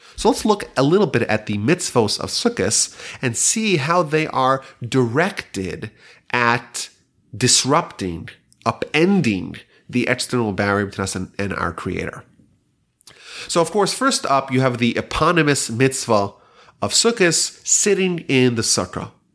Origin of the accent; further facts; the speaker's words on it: New York, United States; now in Houston, United States; I remember growing up in New York